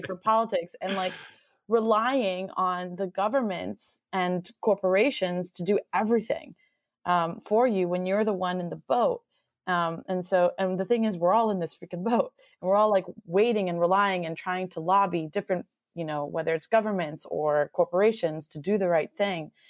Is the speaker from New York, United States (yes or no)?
no; Miami, Florida, United States; moved away as an adult; also born or lived in Southern California; now in Seattle, United States; I'm from Miami, Florida originally, um, Cuban American